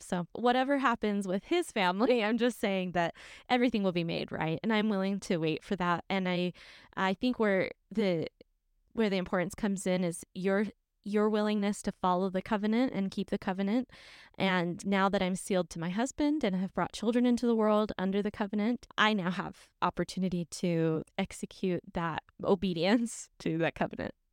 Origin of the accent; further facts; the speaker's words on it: St. George, Utah, United States; I'm from Saint George